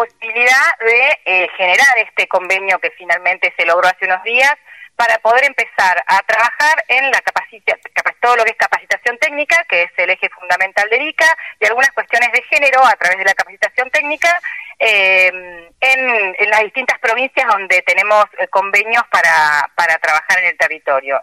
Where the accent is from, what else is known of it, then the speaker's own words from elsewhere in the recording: Argentina; un país como Argentina, que somos muy difíciles